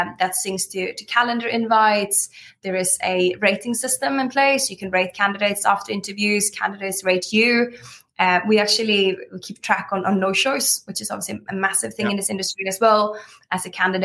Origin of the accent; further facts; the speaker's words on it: Sweden; now in United Kingdom; I'm from Sweden, but I've been here for 13 years